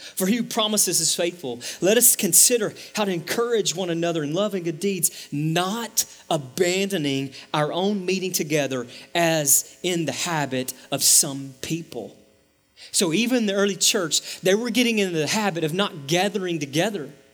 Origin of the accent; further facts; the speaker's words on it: East Texas, United States; also born or lived in Dallas–Fort Worth Metroplex; now in Dallas–Fort Worth, United States; I grew up in East Texas where to get to Walmart was like take a right and then take a left.